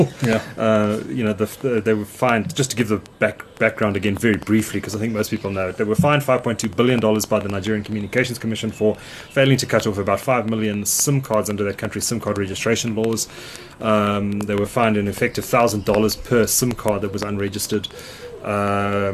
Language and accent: English; Hillcrest, KwaZulu-Natal, South Africa; moved away; I grew up in Hillcrest